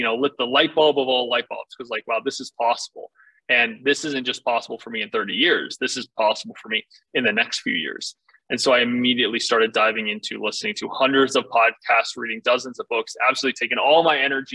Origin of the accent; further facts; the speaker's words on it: Northern Virginia, United States; I grew up in Northern Virginia on a farm